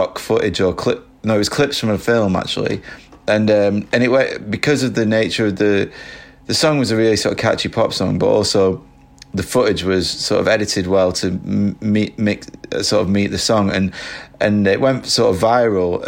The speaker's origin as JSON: {"language": "English", "area": "Lancashire", "region": "North West England", "country": "United Kingdom", "tie": "born or raised there", "also_born_or_lived": "Manchester", "said": "I lived in Manchester for about 10 years, but I grew up in Lancashire, so, you know, I'm from around there anyway."}